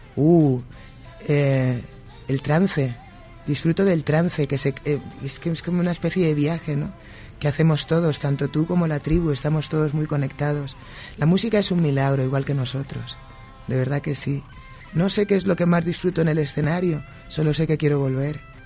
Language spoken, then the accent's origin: Spanish; Spain; now in United States; Yo que soy española y vivo en los Estados Unidos